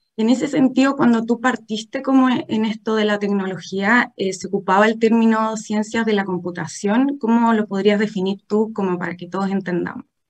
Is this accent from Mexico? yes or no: no; Chile